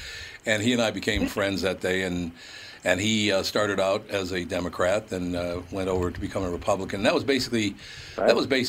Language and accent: English; Minnesota, United States; moved away; even though I was born and raised in Minnesota, I'm not like a lot of Minnesotans, and I do know that I do have, a pretty gruff side to me.